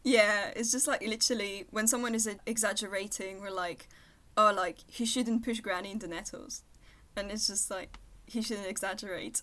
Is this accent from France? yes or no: yes; Versailles, Île-de-France, France; English is a second language; I'm from Versailles, which is like right next to Paris